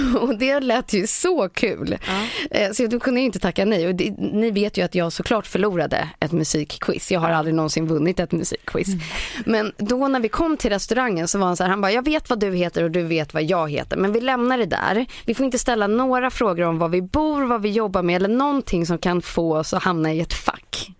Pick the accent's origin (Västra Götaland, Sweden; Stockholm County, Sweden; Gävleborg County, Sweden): Stockholm County, Sweden; Lidingö; på Lidingö då, då, där jag kommer ifrån